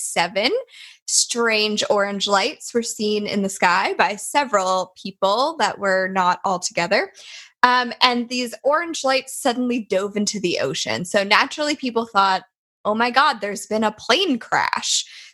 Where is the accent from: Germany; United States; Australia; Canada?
Canada; Liverpool, Nova Scotia; moved away; That's my hometown you're talking about.